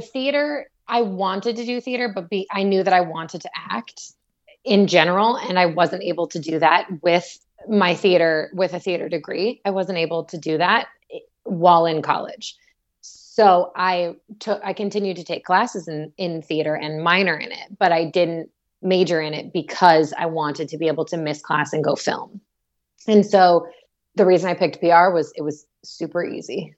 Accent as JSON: {"language": "English", "town": "Orlando", "region": "Florida", "country": "United States", "tie": "born or raised there", "also_born_or_lived": "Atlanta", "moved": "yes", "lives_now": "Los Angeles, United States", "said": "I grew up in Orlando, and my parents still live in the same neighborhood that I grew up"}